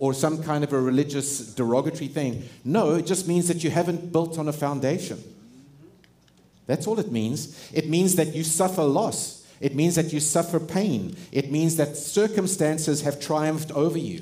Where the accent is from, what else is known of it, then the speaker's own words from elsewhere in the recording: South Africa; moved away; I grew up in South Africa.